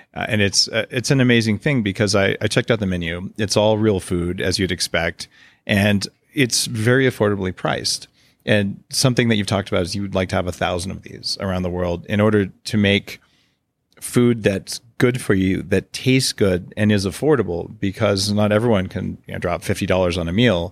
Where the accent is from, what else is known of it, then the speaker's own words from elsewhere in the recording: United States; moved away as an adult; now in Victoria, Canada; I'm a permanent resident, but I'm American.